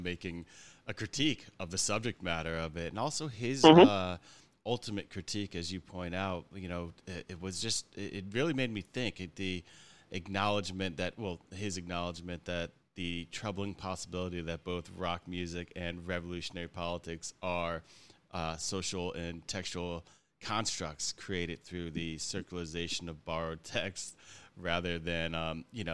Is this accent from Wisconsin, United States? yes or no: no; New York City, New York, United States; being a New Yorker